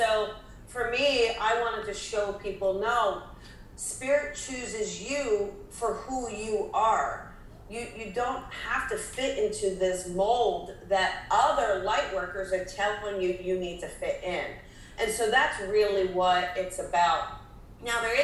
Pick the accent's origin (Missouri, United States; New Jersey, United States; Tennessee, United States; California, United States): New Jersey, United States; I'm from New Jersey.